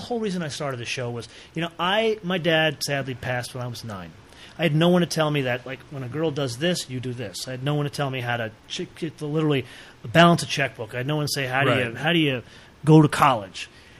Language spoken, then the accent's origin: English; New York, United States; I'm from New York.